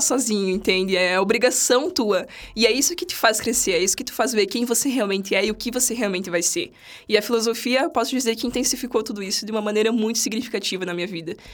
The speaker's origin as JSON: {"language": "Portuguese", "town": "São Miguel do Oeste", "region": "Santa Catarina", "country": "Brazil", "tie": "born or raised there", "moved": "as an adult", "said": "Eu sou de outra cidade, eu sou de São Miguel do Oeste, uma cidadezinha aqui perto, aqui perto, duas horas daqui."}